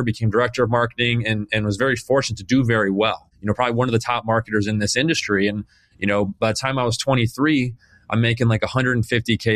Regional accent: Phoenix, Arizona, United States; I was born and raised here in Phoenix, Arizona

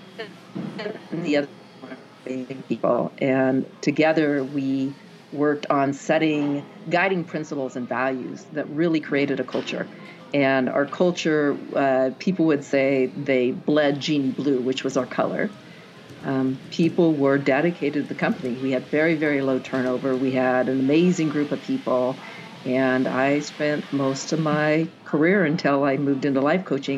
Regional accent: Kent, Washington, United States; moved away as an adult; also born or lived in Seattle / Everett; now in Kamehameha; spent most of my childhood down in Kent on Lake Meridian

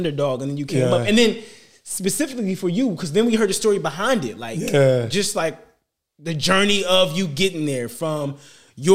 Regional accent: Detroit, Michigan, United States; I'm from Detroit

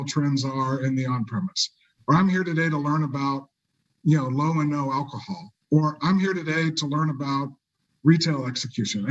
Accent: Kansas, United States; I grew up in Kansas, so I love Emporia, Kansas

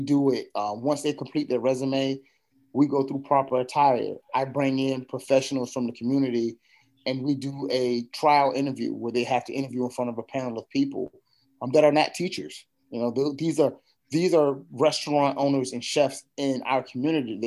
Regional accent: Virginia, United States; moved away as an adult; now in New Bern, United States; I'm from Virginia. So living here is still fairly new to me

